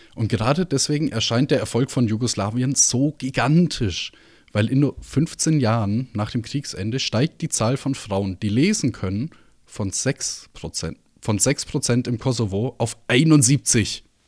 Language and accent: German; Germany; bei uns in Deutschland